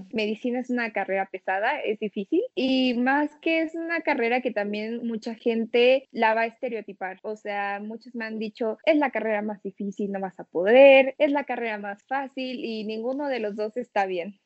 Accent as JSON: {"language": "Spanish", "region": "Puebla", "country": "Mexico", "said": "soy de Puebla, de México"}